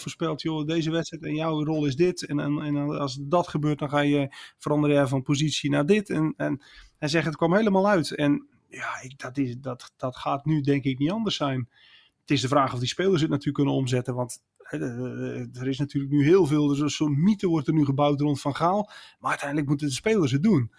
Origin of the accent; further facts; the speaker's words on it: Netherlands; als Nederlander